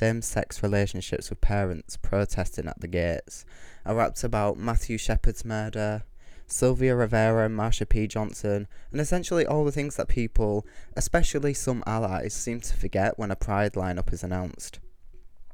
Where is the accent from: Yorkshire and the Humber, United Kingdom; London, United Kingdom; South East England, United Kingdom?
Yorkshire and the Humber, United Kingdom; Kingston upon Hull; I'm from Kingston-upon-Hull and I'm a rapping drag queen